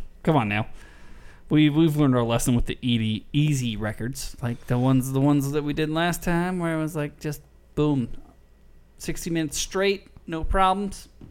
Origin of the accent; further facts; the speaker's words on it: Las Vegas, Nevada, United States; I grew up in Vegas and there's a lot of them